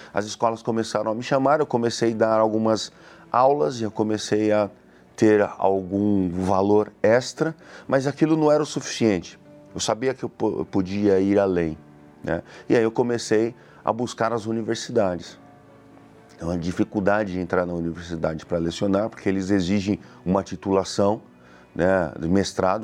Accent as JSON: {"language": "Portuguese", "town": "Suzano", "region": "São Paulo", "country": "Brazil", "said": "sou da cidade de Suzano"}